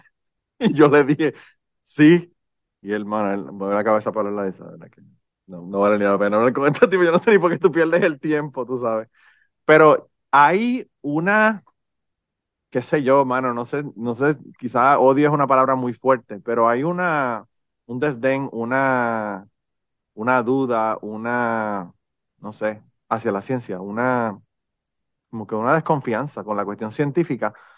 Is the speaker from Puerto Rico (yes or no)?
yes; Puerto Rico; yo soy boricua